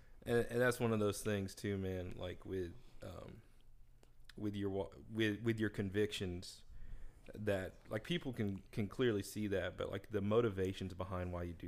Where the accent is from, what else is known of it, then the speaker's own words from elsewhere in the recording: Philippines; I'm Filipino, first of all.